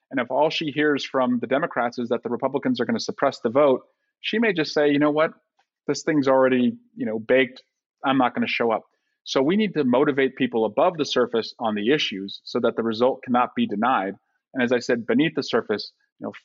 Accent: California, United States; Like, you know, I'm from California. I love red wine.

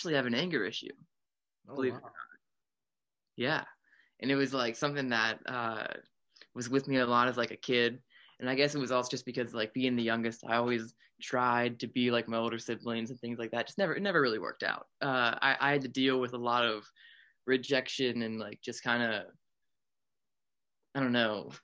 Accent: Pittsburgh, Pennsylvania, United States; moved away; right now I'm at my hometown. I'm in Pittsburgh

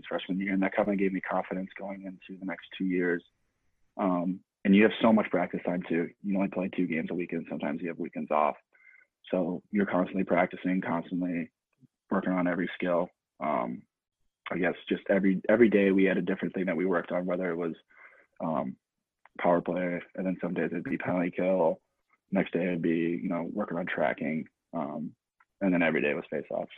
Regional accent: Missouri, United States; now in New York, United States; I'm from Missouri, so, you know, coming from a country state, coming over here is a big difference.

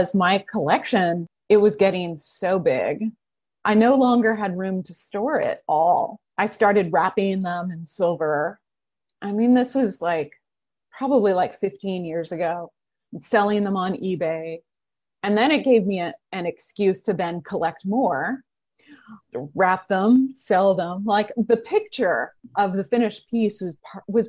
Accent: Oregon, United States; I grew up in Oregon.

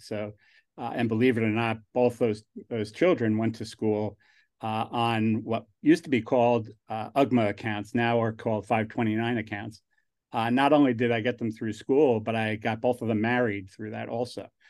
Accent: New York, United States; accent: New York; moved away; also born or lived in New Jersey; I grew up in New York

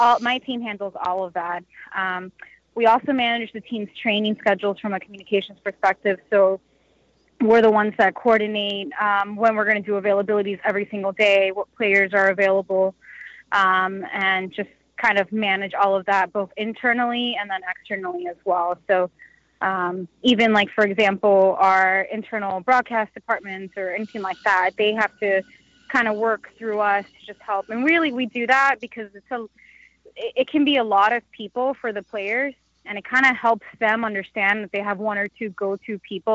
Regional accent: Naples, Florida, United States; now in Orlando, United States; I am from Naples, Marco Island area

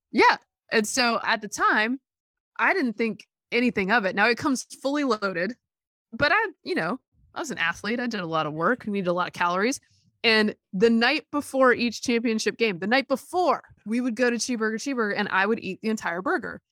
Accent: Alabama, United States; I was born in Alabama

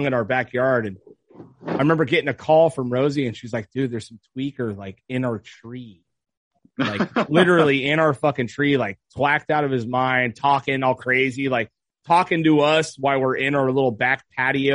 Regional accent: Ventura, California, United States; Montalvo is not the most dangerous fucking neighborhood

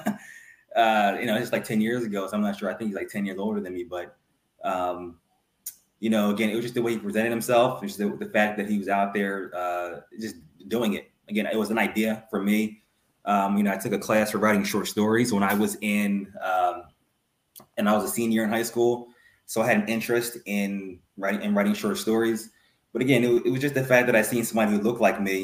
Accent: Ardmore, Pennsylvania, United States; I'm from Lower Marion, which is what, like 5 minutes from West Philadelphia. And, you know, like, you know, middle class, lower middle class neighborhood from Ardmore, Pennsylvania

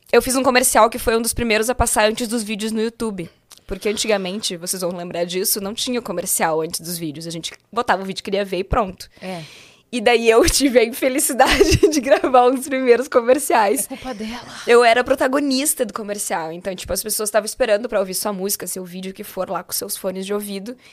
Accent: Porto Alegre, Rio Grande do Sul, Brazil; Eu sou de Porto Alegre, né? E tinha uma casa noturna lá em Porto Alegre

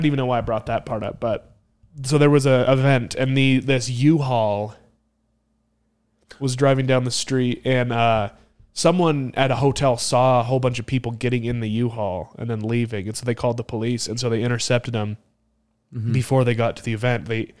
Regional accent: Idaho, United States; It did become national news, but it was bigger for me because it was in my home state.

